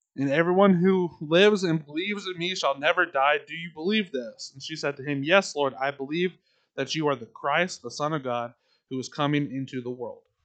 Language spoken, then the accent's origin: English; Tullahoma, Tennessee, United States; my hometown of Tullahoma